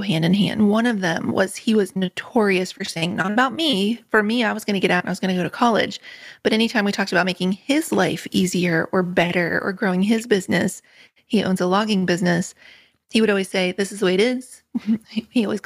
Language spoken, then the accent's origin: English; Richwood, West Virginia, United States; moved away as an adult; also born or lived in England; I grew up in Richwood in Nicholas County